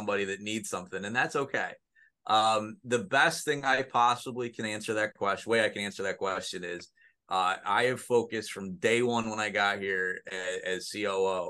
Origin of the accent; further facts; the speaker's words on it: Mexico, New York, United States; I grew up in Mexico, New York, which is just down the road, you know, 15 minutes away from Oswego